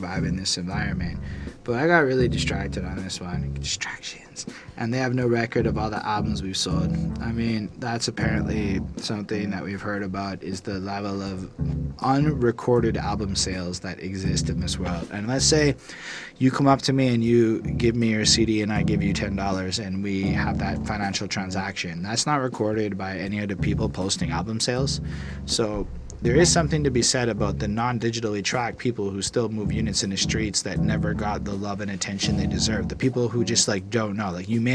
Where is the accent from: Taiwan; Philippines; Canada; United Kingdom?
Canada; I'm not an American. I'm a Canadian